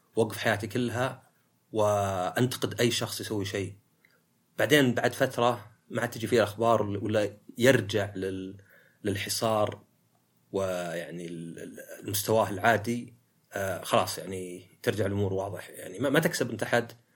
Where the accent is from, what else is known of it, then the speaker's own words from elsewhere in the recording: Saudi Arabia; عندنا في السعودية